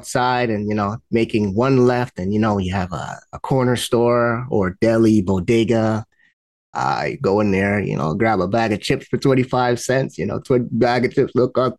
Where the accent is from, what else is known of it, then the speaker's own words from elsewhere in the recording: New York City, New York, United States; also born or lived in Long Island, New York; I grew up, my earliest memories were in the Bronx. I grew up in Bronx, New York, around a lot of tall buildings and, cars parked up and down the street.